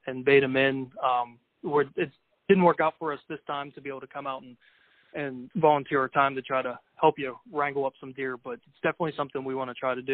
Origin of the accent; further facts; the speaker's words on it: Pennsylvania, United States; my home state of Pennsylvania